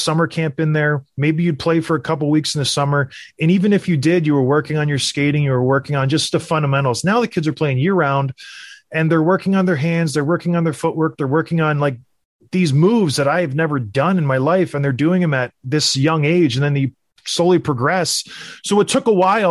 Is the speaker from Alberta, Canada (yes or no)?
yes; Edmonton, Alberta, Canada; I was born in Edmonton